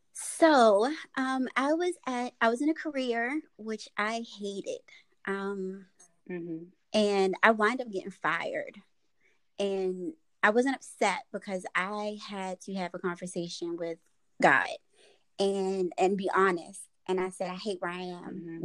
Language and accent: English; Baltimore, Maryland, United States; moved away as an adult; now in Lexington Park, United States; me being from Baltimore, it's uh beauty supply stores everywhere